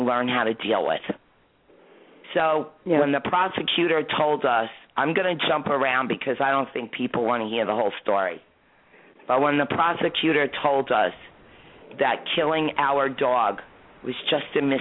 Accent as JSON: {"language": "English", "region": "New York", "country": "United States", "said": "I'm a New Yorker"}